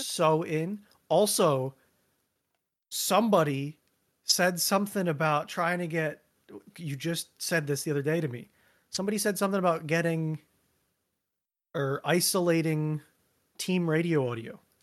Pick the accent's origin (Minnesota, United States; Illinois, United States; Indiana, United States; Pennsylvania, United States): Pennsylvania, United States; Reading; my answer is Reading